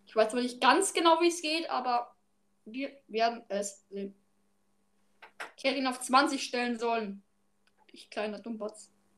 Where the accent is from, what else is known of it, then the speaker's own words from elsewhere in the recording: Austria; ich aus Österreich